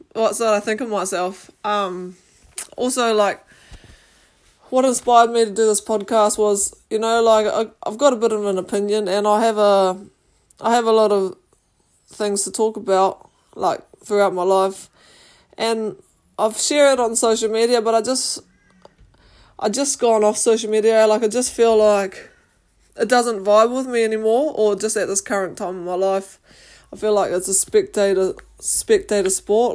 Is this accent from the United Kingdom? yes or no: no; New Zealand; I grew up in New Zealand and I'm New, New Zealand Māori.